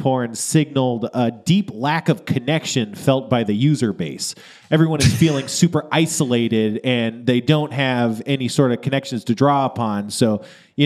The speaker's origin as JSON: {"language": "English", "town": "Moorpark", "region": "California", "country": "United States", "tie": "born or raised there", "said": "I grew up in Moore Park"}